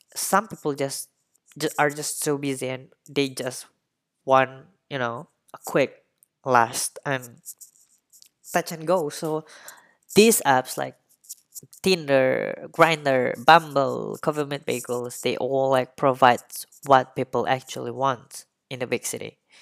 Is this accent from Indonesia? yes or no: yes; Indonesia; I really don't see myself staying put in, in, uh, my hometown or in Indonesia.